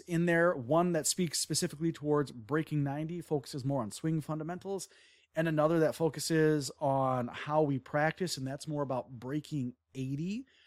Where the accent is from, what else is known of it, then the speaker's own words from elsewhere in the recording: Wisconsin, United States; I'm from Wisconsin